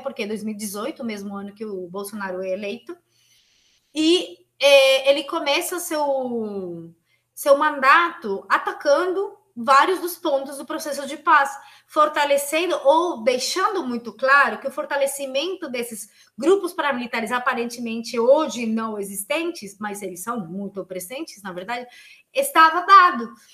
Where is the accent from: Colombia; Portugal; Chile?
Colombia; Portuguese is a second language; moved away as an adult; now in São Paulo, Brazil; Eu, que sou colombiana, que estudo aqui na USP